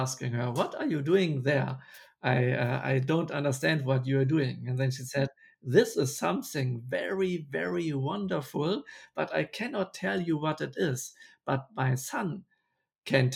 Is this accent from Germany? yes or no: yes; Bremen, Germany; English is a second language; my hometown, Bremen